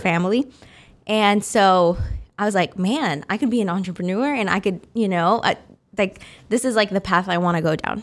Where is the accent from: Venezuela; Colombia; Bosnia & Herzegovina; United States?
United States; Wichita, Kansas; I was raised in Wichita. I've been here since I was six months old.